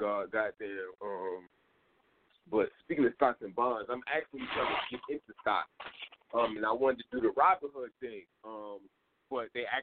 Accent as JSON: {"language": "English", "town": "New York City", "region": "New York", "country": "United States", "said": "I'm from Queens"}